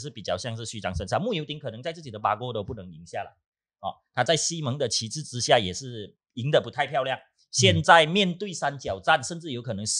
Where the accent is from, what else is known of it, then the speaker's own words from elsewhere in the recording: Johor, Malaysia; 我本身是柔佛人，